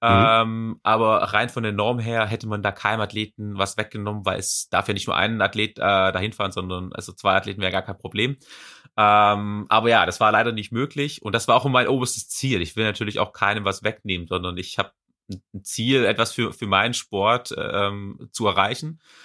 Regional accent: Swabia, Baden-Württemberg, Germany; accent: Swabian; now in Leverkusen, Germany; Also ich bin ja auch äh, gebürtiger Schwab. Äh, komm ja aus Schwab

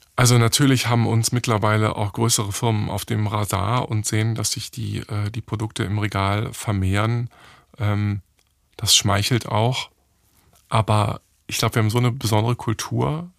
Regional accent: Hamburg, Germany; ich bin in einer Werbeagentur in Hamburg aufgewachsen

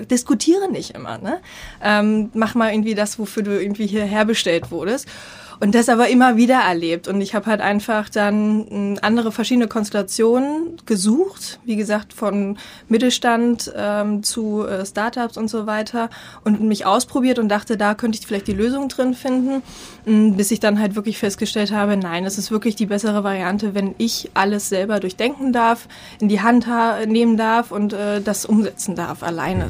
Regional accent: East Germany, Germany; ich komme aus dem Osten

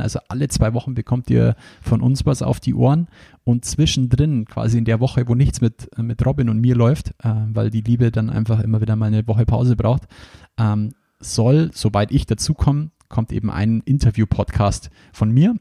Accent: Bavaria, Germany; Bei uns in Bayern sagt man nur Fasching dazu

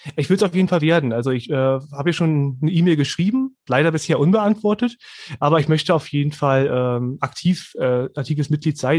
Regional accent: Berlin, Germany; moved away as an adult; now in Bernau, Germany; Ich bin jetzt in Hohenschönhausen aufgewachsen

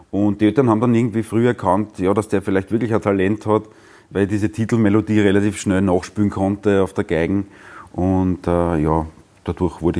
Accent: Brottes, Lower Austria, Austria; also born or lived in Vienna; Geboren bin ich in Wien und aufgewachsen in Brottes im Weinviertel.

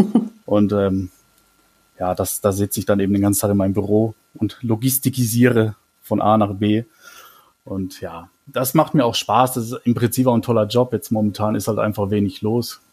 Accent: Mannheim, Baden-Württemberg, Germany; now in Brühl, Germany; ich komme aus Mannheim gebürtig, ich bin auch in einem, in einem Stadtteil von Mannheim groß geworden

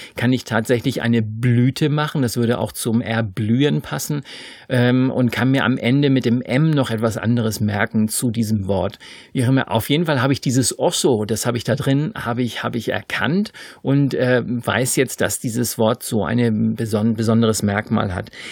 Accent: Germany; ich bin Deutscher.

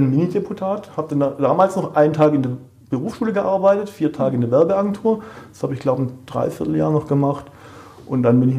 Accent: Baden-Württemberg, Germany; ich bin ja Schwabe

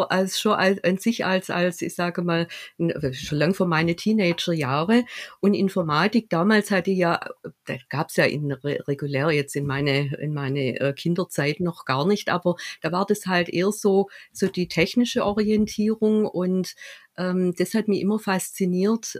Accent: Stuttgart, Baden-Württemberg, Germany; aus Stuttgart

